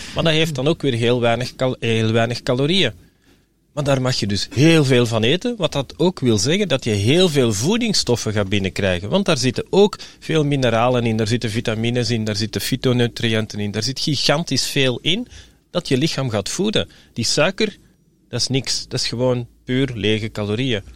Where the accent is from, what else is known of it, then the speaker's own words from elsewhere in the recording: Belgium; We zijn Belgen en we blijven Belgen